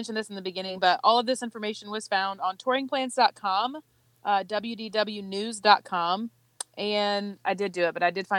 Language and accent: English; Charleston, South Carolina, United States; Obviously, I'm from Charleston.